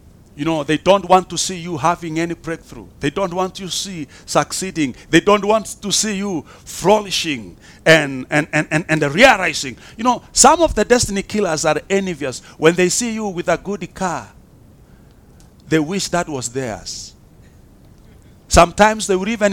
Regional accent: Kenya

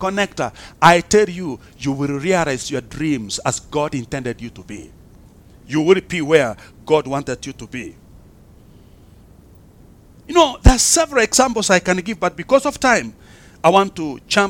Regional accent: Kenya

